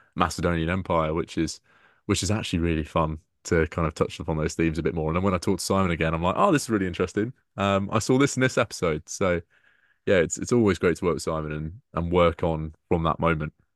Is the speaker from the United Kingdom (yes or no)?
yes; Peterborough, East of England, United Kingdom; my hometown